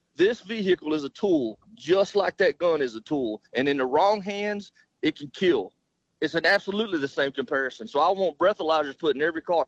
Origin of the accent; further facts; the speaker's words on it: Southeast Arkansas, United States; I grew up in Southeast Arkansas